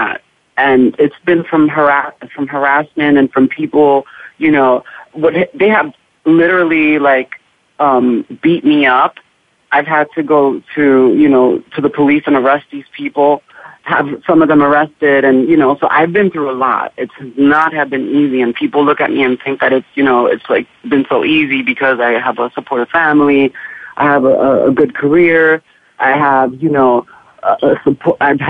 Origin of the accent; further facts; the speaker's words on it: New York City, New York, United States; moved away as an adult; I was born and raised in Harlem, and I stayed there for a big part of my life